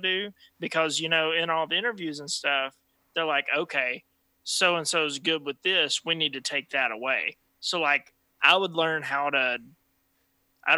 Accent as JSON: {"language": "English", "region": "Southwest Arkansas", "country": "United States", "said": "I'm from Southwest Arkansas"}